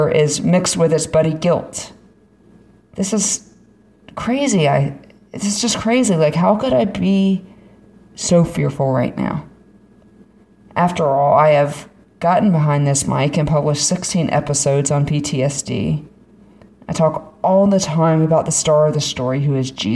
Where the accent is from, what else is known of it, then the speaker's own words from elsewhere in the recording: Florida, United States; I'm from Florida